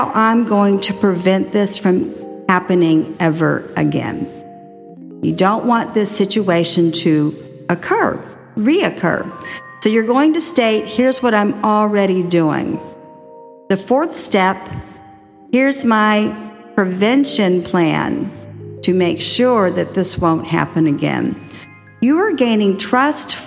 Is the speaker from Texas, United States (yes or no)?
yes; Texas, United States; also born or lived in New York; now in Florida, United States; I was raised in Texas and now I live in Florida, relocated from 29 years in New York